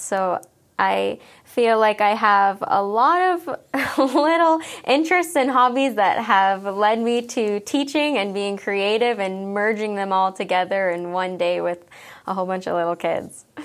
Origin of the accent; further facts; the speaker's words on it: Wetaskiwin, Alberta, Canada; moved away as an adult; also born or lived in Edmonton, Canada; now in Magrath, Canada; I grew up in Wetaskiwin, Alberta